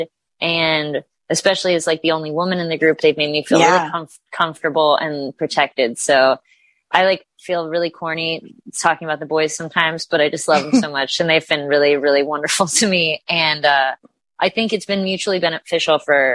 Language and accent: English; Delray Beach, Florida, United States; I'm originally from Florida. I grew up in Delray Beach